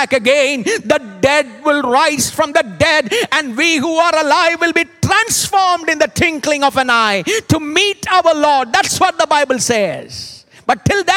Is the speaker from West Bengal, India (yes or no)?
yes; Kolkata, West Bengal, India; When I was growing up, I was in Calcutta